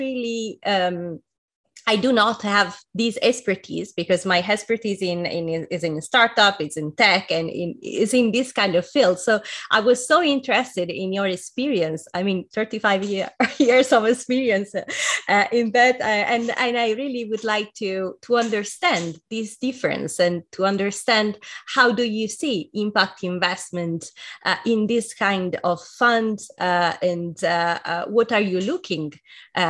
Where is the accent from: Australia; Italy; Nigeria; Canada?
Italy; I'm Italian too